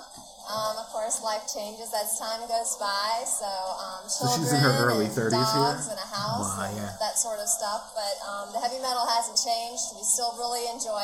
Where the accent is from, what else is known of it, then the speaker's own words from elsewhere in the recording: Reston, Virginia, United States; I was from Reston, Magor, USA